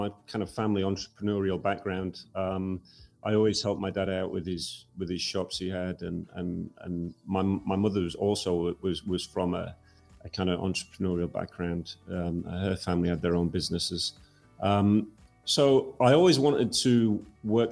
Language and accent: English; Yorkshire and the Humber, United Kingdom; moved away as an adult; Where I was born in Yorkshire, we were surrounded by mining villages